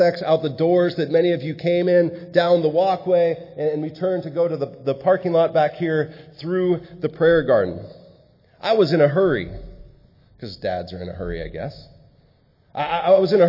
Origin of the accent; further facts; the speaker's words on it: San Diego, California, United States; moved away as an adult; also born or lived in Malawi; I was born and raised in San Diego and now live up here